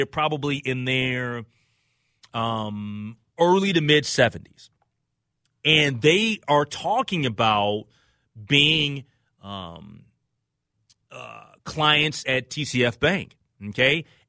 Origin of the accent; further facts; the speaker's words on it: New York, United States; I'm a New Yorker.